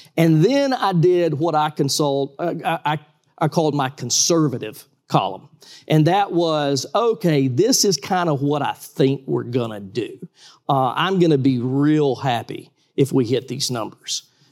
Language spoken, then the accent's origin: English; Valdosta, Georgia, United States; I'm from Valdosta, Georgia